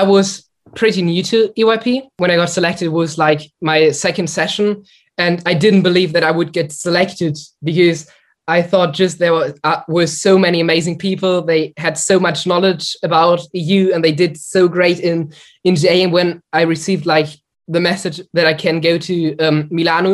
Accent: Germany; I'm from Germany

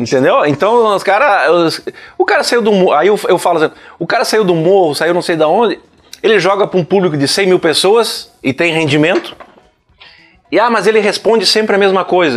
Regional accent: Rio Grande do Sul, Brazil; eu sou gaúcho

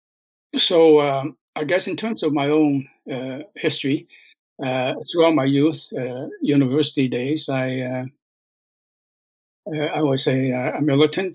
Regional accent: Montreal, Quebec, Canada; also born or lived in China; He was working as a laundryman in Verdun, Verdun part of Montreal. And so that's where I grew up. I grew up in Verdun

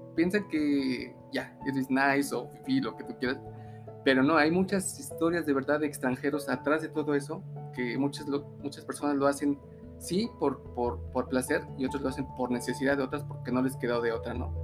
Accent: Mexico City, Mexico; moved away as an adult; now in Aguascalientes, Mexico; soy hidrochilango. Eh, me vine sin ninguna razón de la Ciudad de México

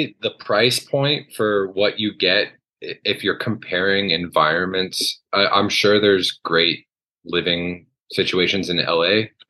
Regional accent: Vermont, United States; moved away as an adult; also born or lived in Massachusetts; now in Henderson, United States; I was born in Massachusetts, but I grew up in Vermont. So my family moved to Vermont when I was really young, probably before first grade. And then I started my schooling in Vermont and grew up there.

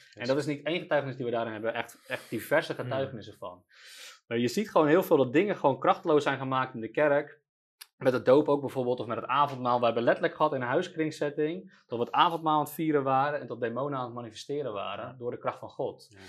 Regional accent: Netherlands; we als Nederlanders

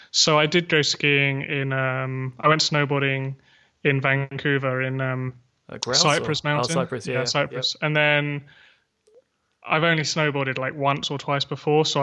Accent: Surrey, South East England, United Kingdom; moved away as an adult; also born or lived in Taiwan / Canada; now in London, United Kingdom; I grew up just outside of London, about 30 minutes south, um, Surrey, basically.

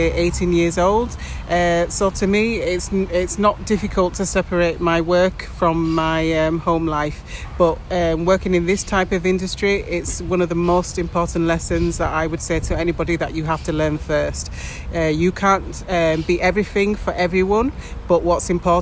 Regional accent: England, United Kingdom; moved away as an adult; now in Spain; I'm from England.

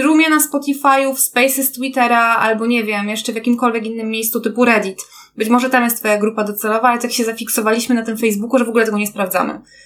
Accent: Kraków, Lesser Poland, Poland; ja też niby jestem z Krakowa, ale powiedzmy, że to, to są te duże tak jednostki miejskie, w których mieszkamy

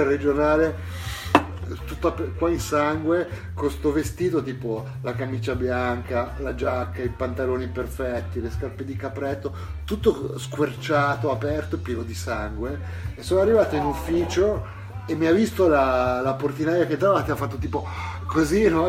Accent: Brianza, Lombardy, Italy; quando ero bambino ero in Brianza e eh, ero verso Pesana Brianza, da quelle parti

